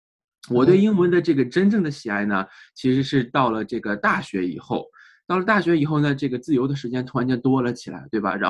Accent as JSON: {"language": "Chinese", "country": "China", "tie": "born or raised there", "moved": "yes", "lives_now": "United States", "said": "哎，我是在中国出生长大，然后呢，在啊在读书期间呢，来到了美国，然后在美国啊，现在已经工作生活了啊十年左右了。"}